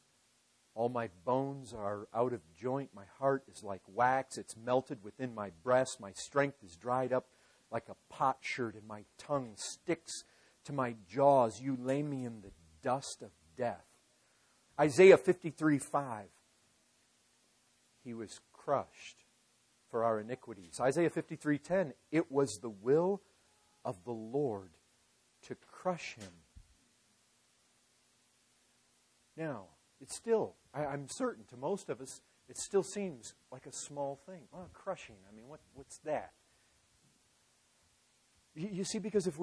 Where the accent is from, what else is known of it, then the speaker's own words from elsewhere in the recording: United States; growing up in America